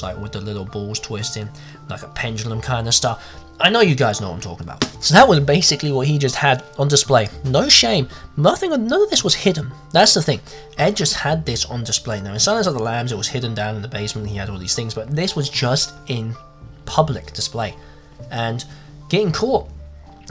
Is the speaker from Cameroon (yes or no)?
no; England, United Kingdom; also born or lived in America; now in United States; As you can tell by the accent, I'm English, but I live in America.